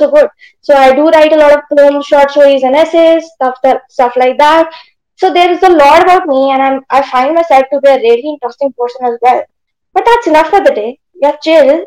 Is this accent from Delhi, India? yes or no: yes; Delhi, India; I'm 13. I'm from Delhi